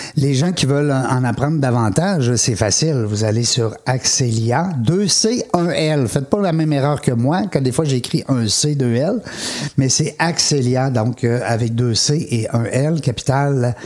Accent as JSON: {"language": "French", "town": "Quebec City", "region": "Quebec", "country": "Canada", "said": "je viens de Québec, hein, c'est ma région"}